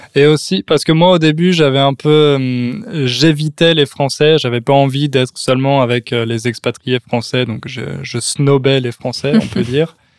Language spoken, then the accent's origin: French; France; accent: French; j'ai toujours euh, mon accent français que je perdrai jamais.